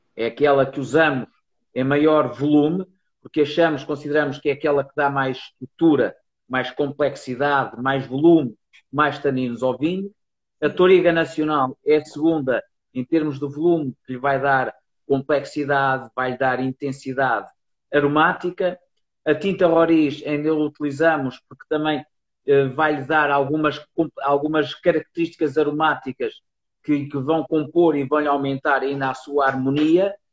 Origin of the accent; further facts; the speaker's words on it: near Porto, Norte, Portugal; eu nasci e cresci numa, numa quinta aqui perto do Porto